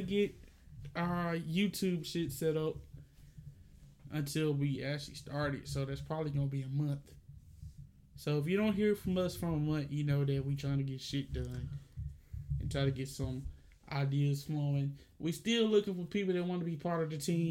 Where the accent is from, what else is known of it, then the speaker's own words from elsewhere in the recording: the South, United States; we are from the South